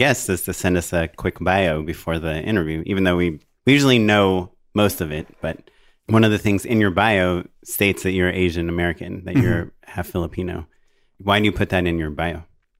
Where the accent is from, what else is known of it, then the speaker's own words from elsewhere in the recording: Israel; I'm Israeli.